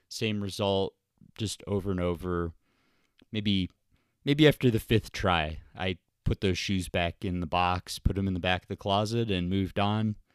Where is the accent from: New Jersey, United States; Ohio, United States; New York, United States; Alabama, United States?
Ohio, United States; Columbus; also born or lived in Birmingham, Michigan / Milwaukee, Wisconsin / Tampa, Florida; I played hockey and golf growing up in the Midwest in Ohio. I was born in Columbus, moved to Birmingham, Michigan, Milwaukee, Wisconsin, and then Tampa, Florida, and then went to college at Ohio University.